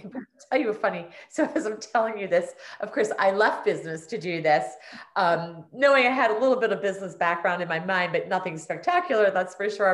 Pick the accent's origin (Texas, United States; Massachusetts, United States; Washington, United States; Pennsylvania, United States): Pennsylvania, United States; Prospect Park; also born or lived in Norwood, Pennsylvania; I was actually born in Norwood, and for those of us who live in the neighborhood, I say I was born and raised in Prospect Park.